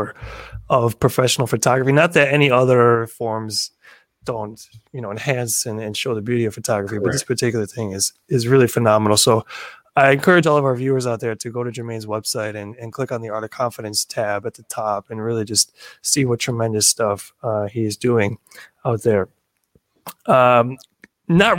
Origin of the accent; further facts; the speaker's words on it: Chicago, Illinois, United States; I was born and raised around Chicago